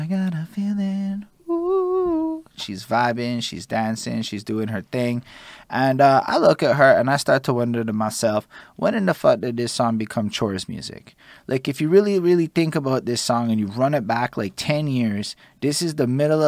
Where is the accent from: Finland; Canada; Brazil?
Canada; Montreal, Quebec; when I'm like 5 years old growing up in Montreal's and whatnot, I can remember being in Côte Saint-Luc